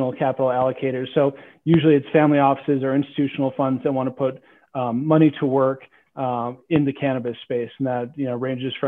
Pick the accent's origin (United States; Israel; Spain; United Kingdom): United States; Minnesota; I grew up in Minnesota